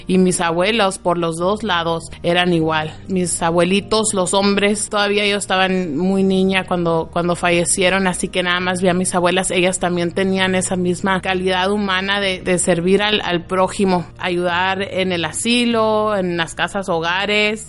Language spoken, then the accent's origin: Spanish; Agua Prieta, Sonora, Mexico; also born or lived in Douglas, Arizona, United States; now in Arizona, United States; nací en Douglas, Arizona, en, en la parte de Estados Unidos y crecí en Agua Prieta